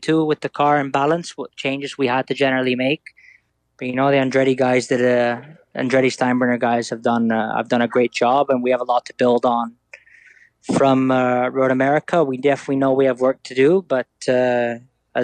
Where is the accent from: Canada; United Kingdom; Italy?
Italy; growing up in Italy.